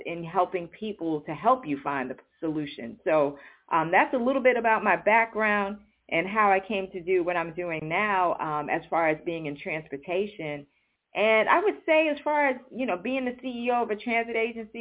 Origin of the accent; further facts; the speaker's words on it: New York City, New York, United States; I grew up in New York City